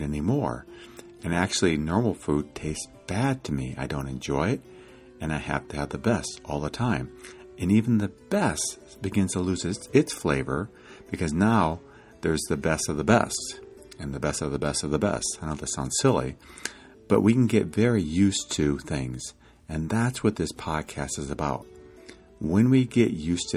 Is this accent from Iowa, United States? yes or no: yes; Iowa, United States; now in California, United States; I grew up in Iowa